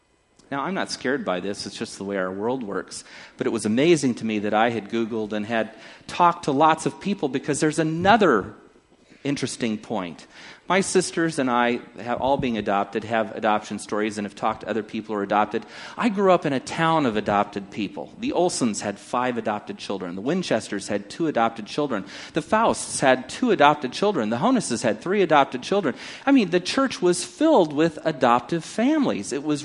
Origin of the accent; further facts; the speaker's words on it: Takoma Park, Maryland, United States; born there; I was born in Washington San and Hospital in Tacoma Park, Maryland